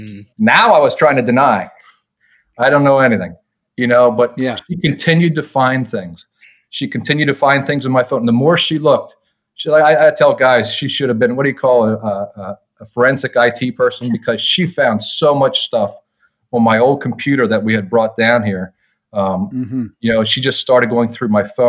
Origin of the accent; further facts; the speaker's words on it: Lancaster County, Pennsylvania, United States; moved away as an adult; now in near DC/Baltimore, United States; we grew up in rural, conservative Lancaster County, Pennsylvania